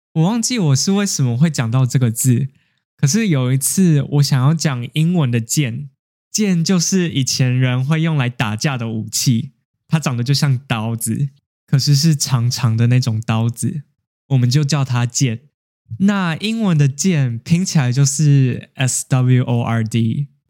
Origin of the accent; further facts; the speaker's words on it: Taiwan; also born or lived in Japan; 那身为一个台湾人，我在一间日本公司工作